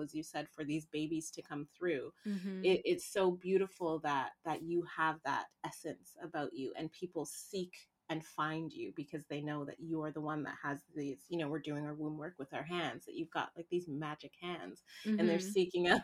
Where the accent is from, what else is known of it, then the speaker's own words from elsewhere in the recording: Canada; moved away as an adult; also born or lived in Haiti / Toronto, Canada; I was born in Haiti, lived there for about 2 years, and was adopted out into a Canadian family